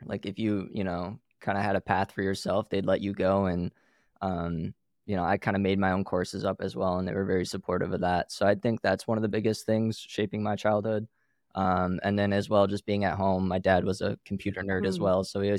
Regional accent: Pinckney, Michigan, United States; So I grew up in a little farm town in Michigan, known as Pinckney, Michigan.

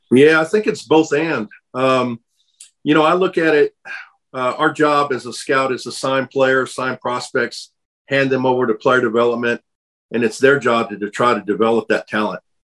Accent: San Diego, California, United States; also born or lived in Pomona / Thousand Oaks / Simi Valley / Mission Viejo; I grew up in Southern California. I was born in Pomona. Then moved. We moved. Uh, family moved over to Thousand Oaks and Simi Valley. Then down to Mission Viejo, and then eventually San Diego. Grew up uh, pretty much the middle school to high school years in San Diego

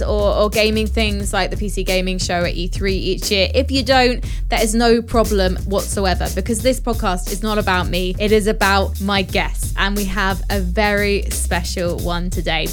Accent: United Kingdom; I'm British

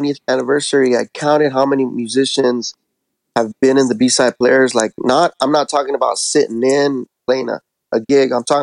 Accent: National City, California, United States; I grew up in National City in a low income apartments right there by Sweetwater High School.

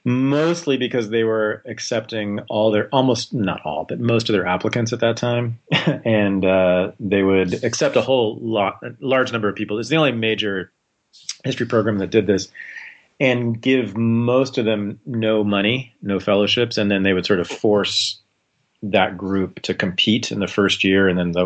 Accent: Berkeley, California, United States; I was born in Berkeley, California, grew up there in the 70s and 80s.

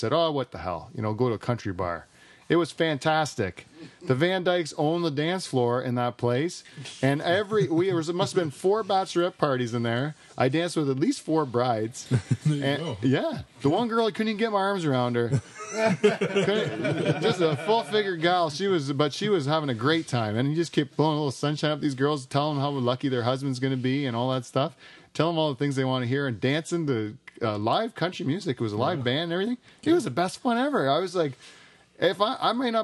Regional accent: Waterford, Ontario, Canada; also born or lived in Brantford; I grew up in Waterford, too, even though I went to school in Brantford

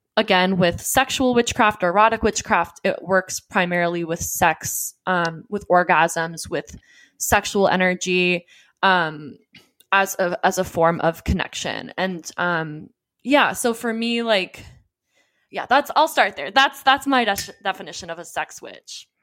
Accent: Johns Creek, Georgia, United States; also born or lived in Southern California; I grew up in the Deep South

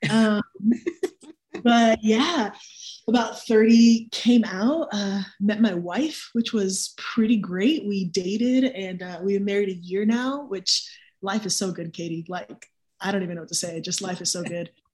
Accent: Miami, Florida, United States; moved away as an adult; now in Raleigh, United States; Miami, born and raised

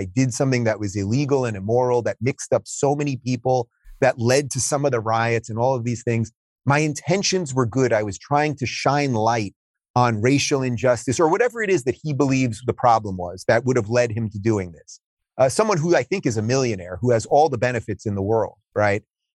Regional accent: Long Island, New York, United States; even though I grew up in Long Island, I remember going to visit my grandparents who lived in New York City

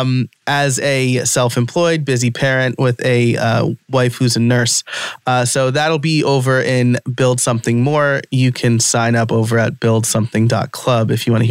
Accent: New York, United States; accent: New York; my New York accent

